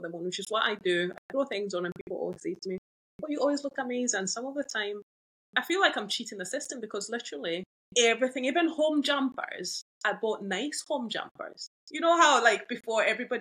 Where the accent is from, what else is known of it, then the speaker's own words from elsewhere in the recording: Zambia; moved away as an adult; I was raised up in Zambia. Yeah, so I moved here when I was 17